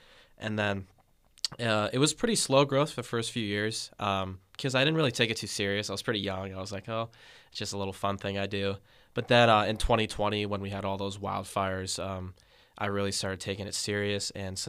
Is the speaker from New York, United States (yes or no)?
no; San Carlos, California, United States; I am a freshman from San Carlos, California, studying atmospheric science at UC Davis.